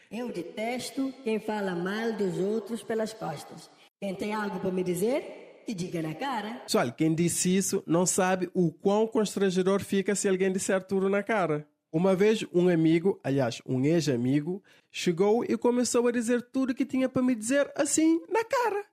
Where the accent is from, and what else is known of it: Cape Verde